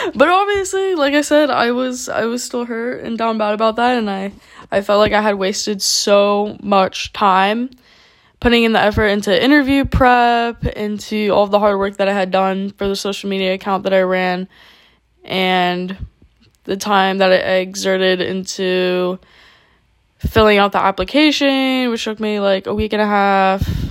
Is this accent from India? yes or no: no; South Florida, United States; moved away as an adult; I had no choice but to move back to my hometown